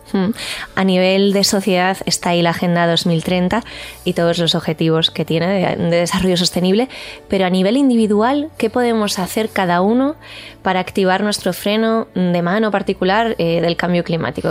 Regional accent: Vigo, Galicia, Spain; soy de Vigo

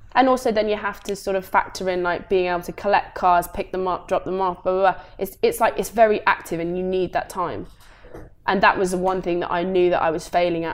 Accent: Coventry, West Midlands, United Kingdom; moved away as an adult; born and raised in Coventry, went to school there

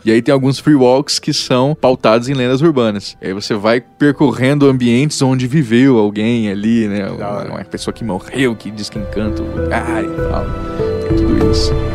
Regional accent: Mato Grosso do Sul, Brazil; eu sou do Mato Grosso do Sul, fronteira ali com o Paraguai

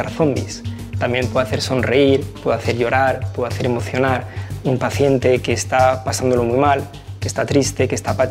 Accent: France; now in Spain

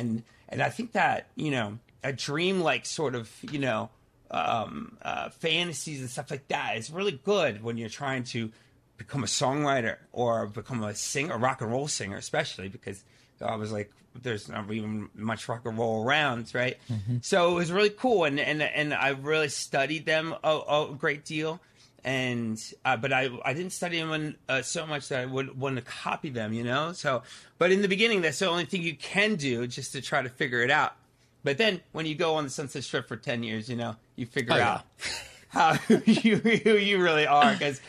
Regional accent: Pennsylvania, United States; I grew up in Pennsylvania, right outside of Philadelphia.

